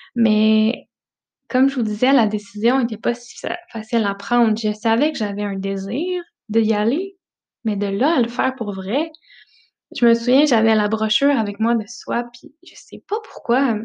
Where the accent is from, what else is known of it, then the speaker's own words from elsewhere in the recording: Notre-Dame-du-Bon-Conseil, Quebec, Canada; moved away; Je suis née dans un petit village, le Notre-Dame-du-Bon-Conseil, euh, près de Romanville